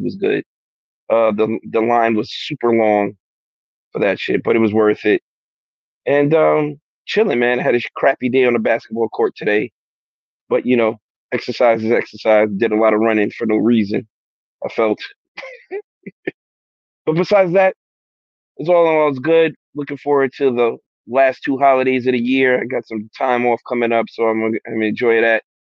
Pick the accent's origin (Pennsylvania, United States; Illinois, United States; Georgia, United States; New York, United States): New York, United States; Mount Vernon; also born or lived in Bronx, New York; I moved to Mount Vernon from the Bronx